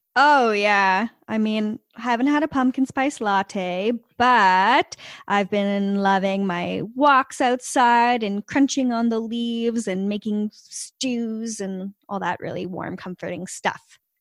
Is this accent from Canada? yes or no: yes; Canada; we don't have Venmo because we're Canadian and we don't have Venmo, uh, here in Canada yet